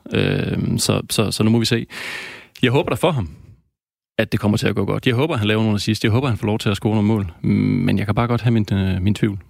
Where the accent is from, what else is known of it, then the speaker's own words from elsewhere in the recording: Denmark; os danskere